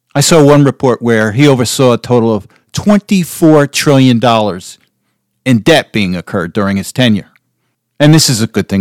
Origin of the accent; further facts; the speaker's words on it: United States; also born or lived in New Jersey; as an American